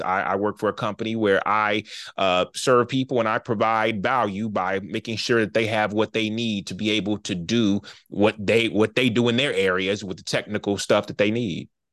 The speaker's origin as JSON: {"language": "English", "town": "Charlotte", "region": "North Carolina", "country": "United States", "said": "I'm from Charlotte, North Carolina. We both went to school together"}